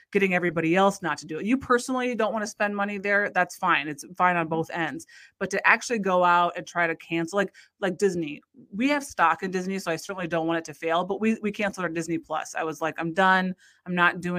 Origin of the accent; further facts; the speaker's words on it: Iowa, United States; hockey is really big in our life just because we're from Iowa